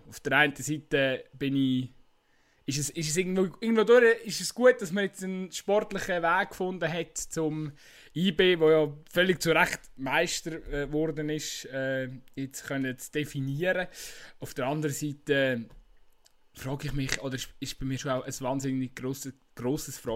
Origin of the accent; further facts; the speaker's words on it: Switzerland; ich finde, man muss sich das irgendwie als äh, Schweizer Fußballfan auch einfach ein Stück weit bewusst sein